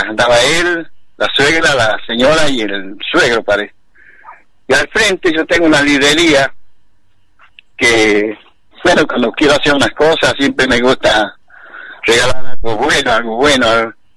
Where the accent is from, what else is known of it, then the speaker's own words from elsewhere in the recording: Argentina; los argentinos somos argentinos